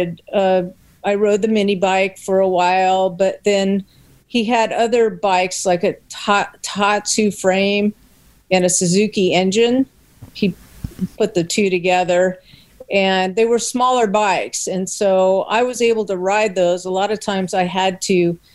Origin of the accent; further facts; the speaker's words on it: Long Beach, California, United States; I was born in Long Beach, California, and grew up in California